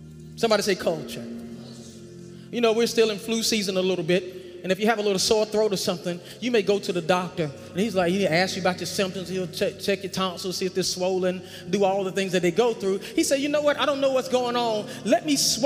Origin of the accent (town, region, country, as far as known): North Carolina, United States; accent: country